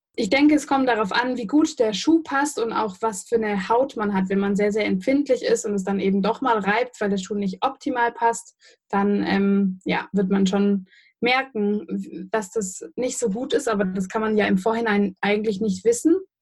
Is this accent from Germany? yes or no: yes; Göppingen, Baden-Württemberg, Germany; ich persönlich bin ja aus Göppingen.